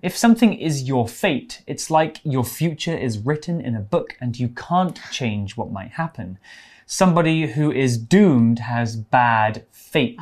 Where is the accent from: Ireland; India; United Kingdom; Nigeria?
United Kingdom; England; I'm from England where it rains every day.